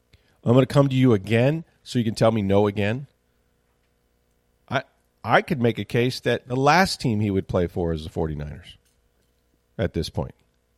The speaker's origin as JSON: {"language": "English", "town": "San Mateo", "region": "California", "country": "United States", "tie": "born or raised there", "said": "I've always been a Niner fan. I grew up in San Mateo, and I'm a free agent."}